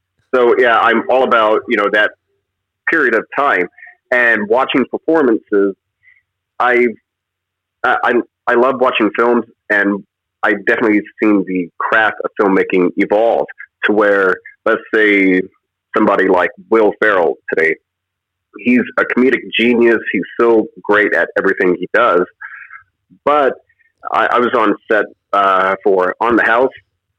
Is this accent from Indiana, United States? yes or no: yes; Indiana, United States; growing up in Indiana, I come from a truck driving family.